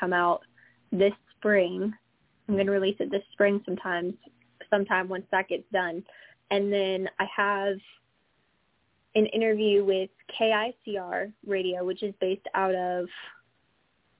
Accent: Washington, United States; now in Tennessee, United States; I'm from Washington State, I think, as you know, and our weather is very steady there

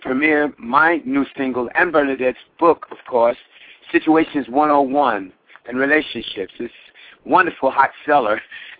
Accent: Hollywood, California, United States; So within the context of growing up in Hollywood in the 1970s, I was very fortunate with my theater background to work with an ensemble cast who were first-class, first-rate men and women.

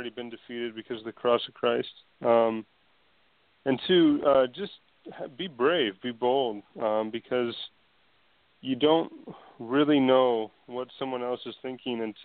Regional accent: United States; as an American

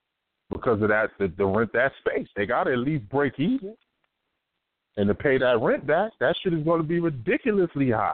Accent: Northeast, United States; growing up in the Northeast, Trav, from New York to Philly

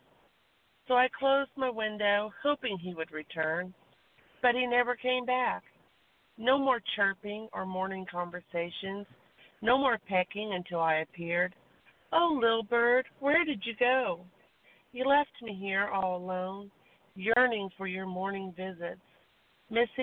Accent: Texas, United States; we're both from Texas

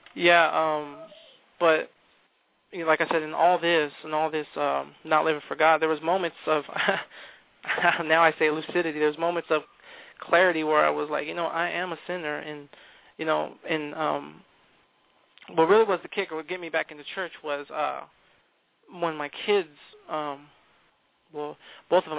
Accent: California, United States; moved away; we come from California. Um, we grew up in uh, Calvary Chapel uh, over in California

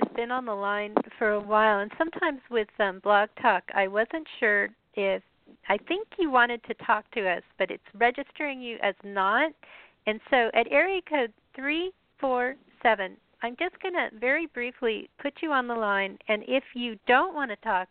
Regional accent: Colorado, United States; also born or lived in Chicago area; I'm from Colorado, so I kind of keep track

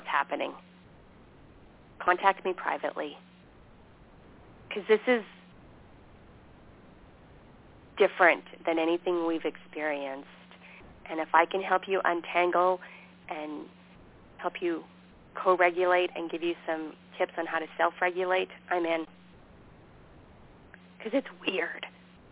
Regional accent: Canada; moved away as an adult; also born or lived in Montana; here I am from Canada, naive

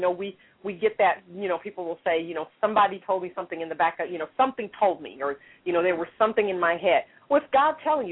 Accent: Kansas City, Missouri, United States; now in Dallas, United States; I am originally from the Midwest. I grew up in Kansas City, Missouri

